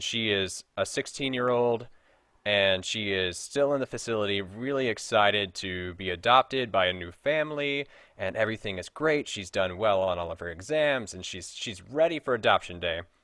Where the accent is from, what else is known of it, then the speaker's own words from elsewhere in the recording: Frankfort, Kentucky, United States; moved away; I'm originally from Frankfort, Kentucky